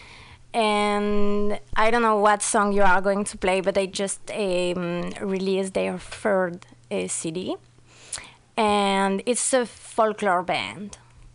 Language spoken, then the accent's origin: English; France; moved away as an adult; now in Buenos Aires, Argentina; I'm actually French for real. I mean, I I was born in France, and I was raised there. And when I was 19, I went to Buenos Aires to live, and I've been there for kind of 4 years now.